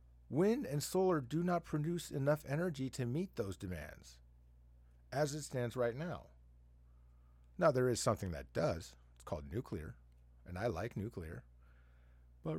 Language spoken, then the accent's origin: English; Arizona, United States; now in Washington, United States; I like to travel from Washington to where I grew up in Southern Arizona.